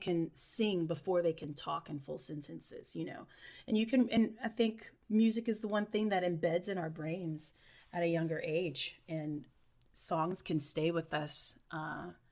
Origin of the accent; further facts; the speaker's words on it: Irmo, South Carolina, United States; originally I'm from Irmo, South Carolina, which is right outside of Columbia, South Carolina. And it was just, you know, grew up in a little neighborhood